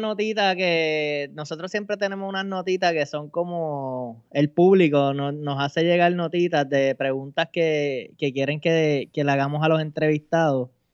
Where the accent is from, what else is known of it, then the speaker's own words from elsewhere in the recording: Bayamón, Puerto Rico; yo soy de Bayamón y mi esposa es de Yauco